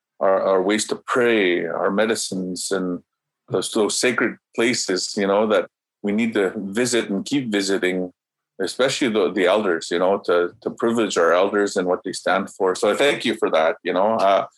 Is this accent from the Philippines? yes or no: no; Canada; first language Cree; English is a second language; And I said that in the Cree language. And, you know, I say that because my first language is Cree.